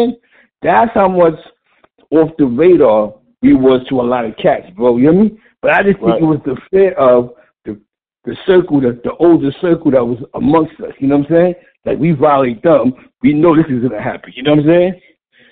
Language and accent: English; New York City, New York, United States; That's the type of neighborhood I grew up in on East Harlem